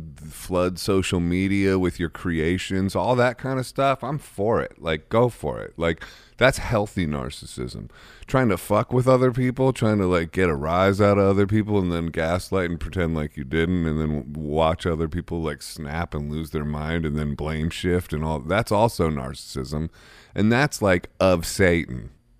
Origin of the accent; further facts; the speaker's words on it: Akron, Ohio, United States; So similar, I think, to Jersey background, you know, sort of working class-ish vibes, you know, but even though, like, Akron.